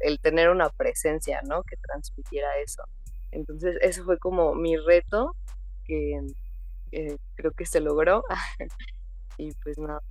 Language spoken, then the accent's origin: Spanish; Mexico; yo me encuentro en México, eh, yo soy mexicana, vivo acá